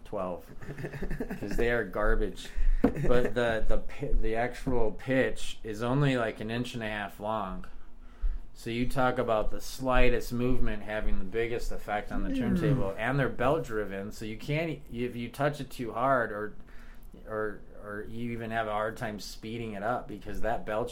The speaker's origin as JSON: {"language": "English", "town": "Chicago", "region": "Illinois", "country": "United States", "tie": "born or raised there", "moved": "yes", "lives_now": "Denver, United States", "said": "growing up in Chicago, I was a latchkey kid"}